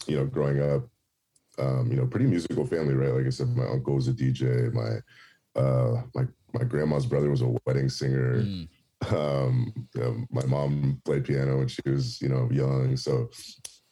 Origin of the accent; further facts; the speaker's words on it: San Francisco, California, United States; moved away as an adult; now in Los Angeles, United States; I grew up in the Bay Area